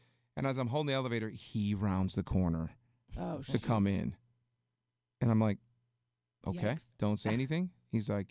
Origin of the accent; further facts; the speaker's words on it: Detroit, Michigan, United States; I grew up in Detroit